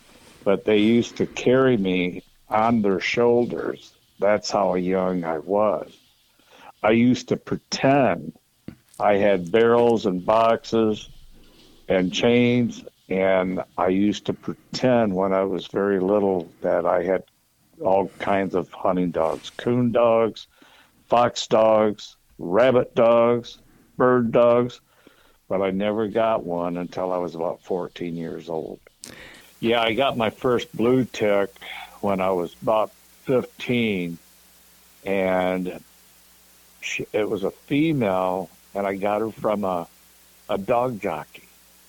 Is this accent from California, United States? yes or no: no; Coldwater, Michigan, United States; Well, to begin with, I was born and raised up here in Coldwater, Michigan.